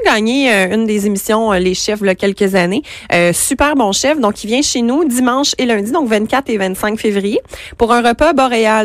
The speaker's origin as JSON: {"language": "French", "town": "Montreal", "region": "Quebec", "country": "Canada", "said": "je viens de Montréal"}